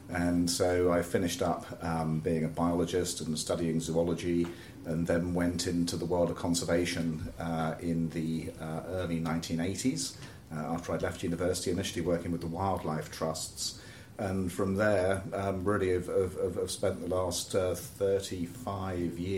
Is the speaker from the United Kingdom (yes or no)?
yes; Oxford, South East England, United Kingdom; I grew up in Oxford